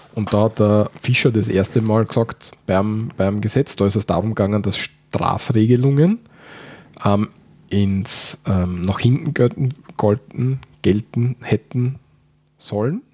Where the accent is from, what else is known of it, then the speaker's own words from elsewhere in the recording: Austria; wie bei uns